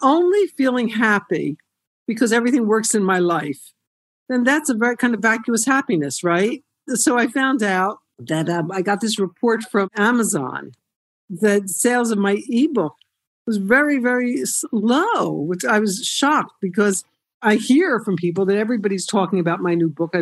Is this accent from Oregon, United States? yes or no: no; Haddonfield, New Jersey, United States; moved away as an adult; also born or lived in Camden, New Jersey; we moved out to a different suburb than Cherry Hill. It was called Haddonfield, and not a whole lot of Jews, but I grew up there.